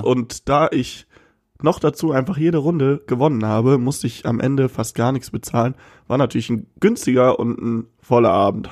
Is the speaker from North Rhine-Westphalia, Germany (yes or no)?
yes; Cologne-Bonn area, North Rhine-Westphalia, Germany; Wir kommen aus dem Köln-Bonner Raum